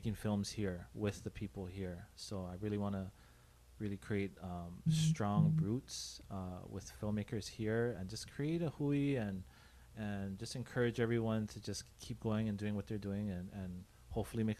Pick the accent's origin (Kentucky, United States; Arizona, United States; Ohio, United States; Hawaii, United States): Hawaii, United States; Honolulu; I grew up in Hawaii Kai.